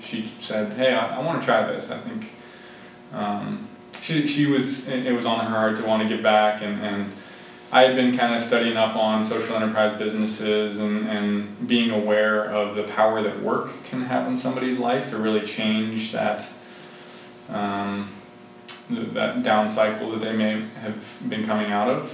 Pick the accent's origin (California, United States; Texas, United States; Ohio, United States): Ohio, United States; Boardman; also born or lived in Youngstown, Ohio; I'm a uh, Boardman native. So I, I grew up in Boardman